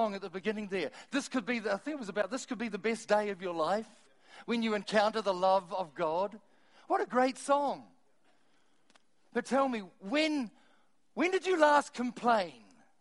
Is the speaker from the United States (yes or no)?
no; Timaru, Canterbury, New Zealand; I'm from Timaru